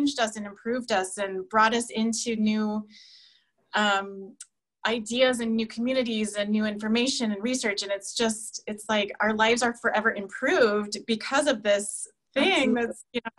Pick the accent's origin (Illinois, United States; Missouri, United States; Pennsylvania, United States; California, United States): California, United States; I'm from California too